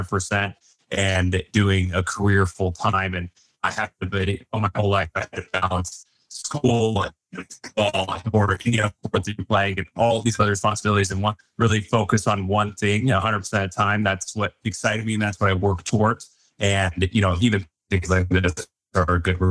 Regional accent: Highlands Ranch, Colorado, United States; growing up in Highland Ranch, you know, very well off area to an extent

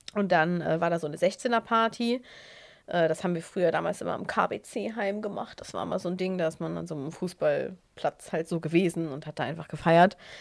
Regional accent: Netherlands; ich bin ja in Holland zur Schule gegangen

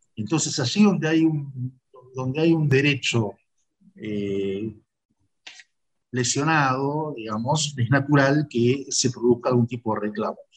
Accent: Argentina; nosotros, argentinos

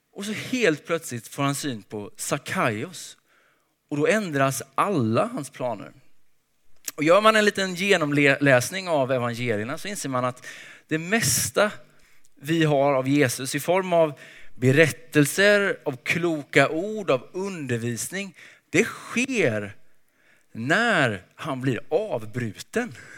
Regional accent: Småland, Sweden; jag är uppväxt i Småland

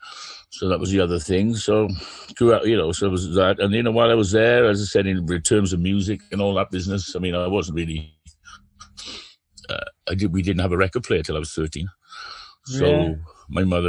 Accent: Merthyr Tydfil, Wales, United Kingdom; growing up in Merthyr Tydfil with my massive family

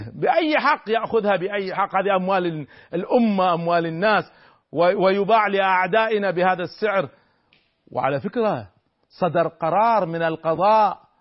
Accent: Kuwait; نحن عندنا في الكويت

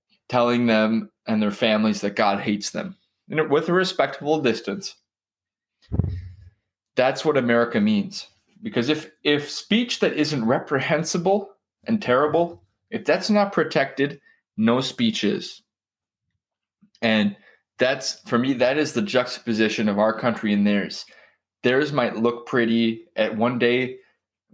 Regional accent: United States; as an American.

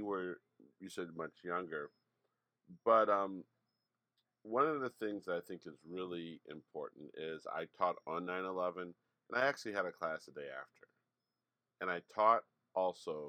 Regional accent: South Suburbs of Chicago, Illinois, United States; also born or lived in Hyde Park, Chicago; I was working back in my hometown

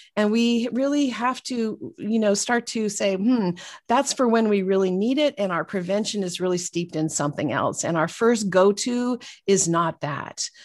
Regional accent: Northern California, United States; we grew up in, uh, California, Northern California, and so, um, about an hour north of San Francisco

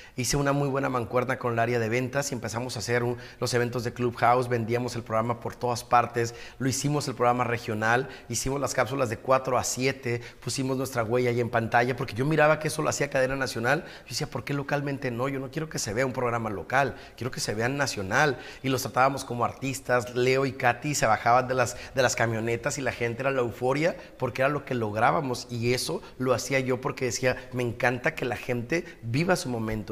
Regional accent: Ensenada, Baja California, Mexico; moved away as an adult; now in Tijuana, Mexico; Nací en Ensenada, 20 años viví allá y llevo 21 años ya en Tijuana.

